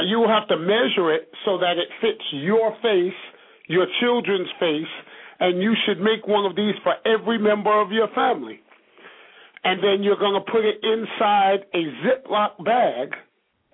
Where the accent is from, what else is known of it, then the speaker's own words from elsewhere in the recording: New York City, New York, United States; also born or lived in Bishopville, South Carolina; I'm from Brooklyn, New York. Although I spent time growing up in Bishopville, South Carolina